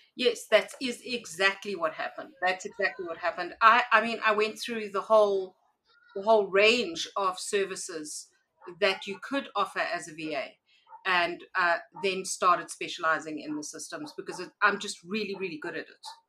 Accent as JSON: {"language": "English", "country": "South Africa", "said": "I am a South African entrepreneur"}